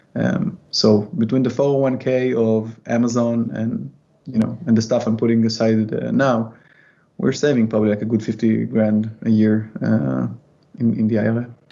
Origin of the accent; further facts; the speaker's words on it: Israel; moved away; I am from Israel